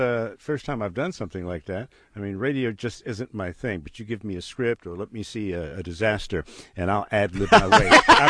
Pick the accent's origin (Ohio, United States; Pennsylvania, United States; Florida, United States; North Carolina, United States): Florida, United States; Tampa; now in Houston, United States; my hometown of Tampa